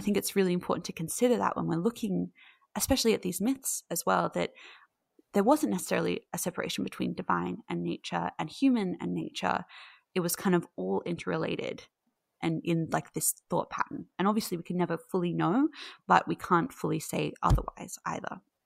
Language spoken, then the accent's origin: English; Australia; I'm from Australia